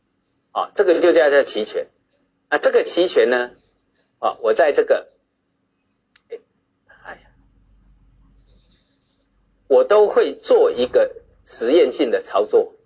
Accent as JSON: {"language": "Chinese", "country": "China", "said": "我常常讲啊，我们是，我们中国人是有钱到被人家笑，真的是这样。"}